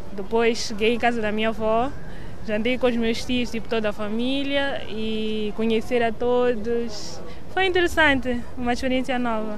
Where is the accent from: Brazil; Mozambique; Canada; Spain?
Mozambique; Maputo; moved away as an adult; now in Lisbon, Portugal; Nasci em Moçambique, Maputo. Tinha 18 anos quando eu vim para cá.